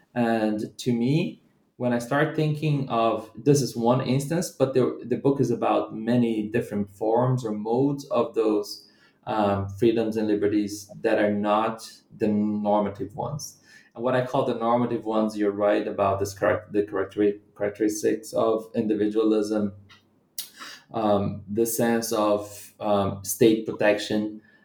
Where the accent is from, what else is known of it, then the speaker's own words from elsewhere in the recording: Brazilian Midwest, Brazil; moved away as an adult; also born or lived in Bahia, Brazil / Rio de Janeiro, Brazil / United Kingdom; now in Salvador, Brazil; I'm not from the city of Rio, and I'm from the Brazilian Midwest